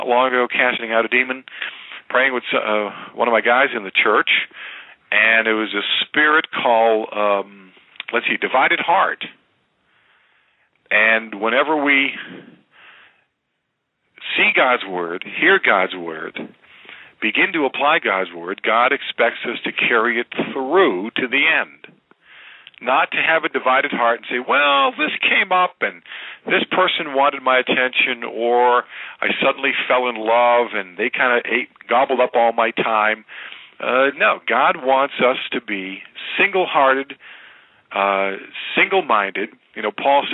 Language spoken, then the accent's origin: English; New England, United States; now in East Aurora, New York, United States; growing up in New England, we used to have a river called the Squanicook River